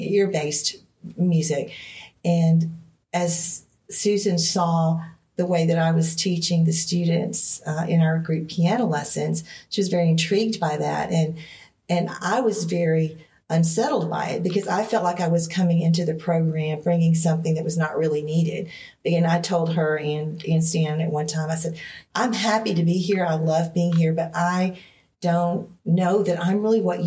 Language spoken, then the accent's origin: English; Greenville, Alabama, United States; this community that is right next door to my hometown